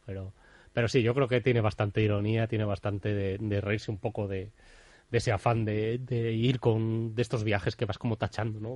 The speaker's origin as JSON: {"language": "Spanish", "town": "Bilbao", "region": "Basque Country", "country": "Spain", "said": "a mí como bilbaíno"}